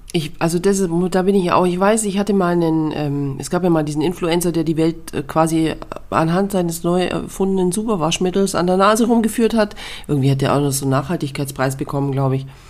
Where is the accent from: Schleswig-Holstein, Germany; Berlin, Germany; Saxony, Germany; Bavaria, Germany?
Bavaria, Germany; also born or lived in Munich commuter belt; bei uns in Bayern und ich wohne ja quasi im Speckgürtel von München